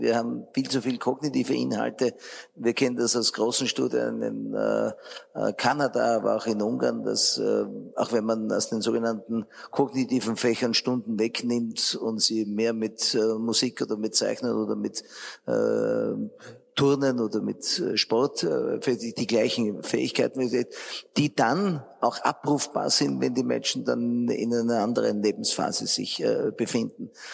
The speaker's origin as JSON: {"language": "German", "country": "Austria", "said": "wir eher als Österreicher sehr regulativ veranlagt sind"}